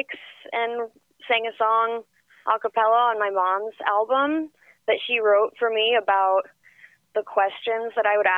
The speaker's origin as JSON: {"language": "English", "region": "Northern California", "country": "United States", "tie": "born or raised there", "also_born_or_lived": "New York", "moved": "yes", "said": "I'm not from LA. I'm actually from Northern California, but I grew up in New York as well"}